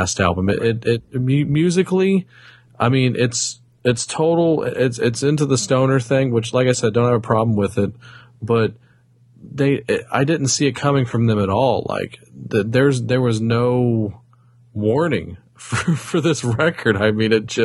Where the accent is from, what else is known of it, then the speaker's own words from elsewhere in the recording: the South, United States; I'm from the South